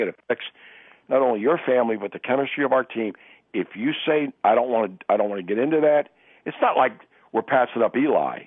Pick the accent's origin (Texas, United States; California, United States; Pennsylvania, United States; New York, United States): Pennsylvania, United States; I grew up in Pennsylvania